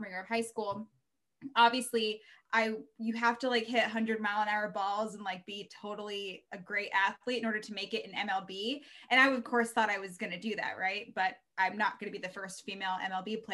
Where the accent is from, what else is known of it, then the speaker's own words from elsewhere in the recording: Reno, Nevada, United States; also born or lived in Baltimore; now in Bay Area, United States; I'm from Reno. So we get all four seasons